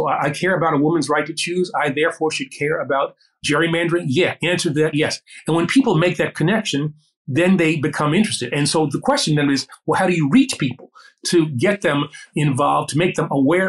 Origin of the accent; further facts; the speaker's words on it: New York, United States; I'm from New York.